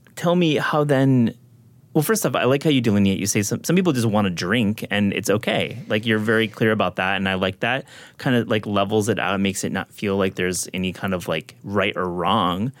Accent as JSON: {"language": "English", "region": "West Michigan", "country": "United States", "tie": "born or raised there", "said": "I grew up in West Michigan"}